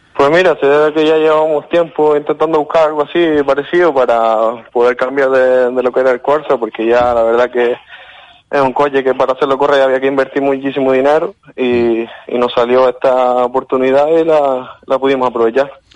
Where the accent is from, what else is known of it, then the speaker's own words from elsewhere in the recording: Lanzarote, Canary Islands, Spain; yo soy de Lanzarote.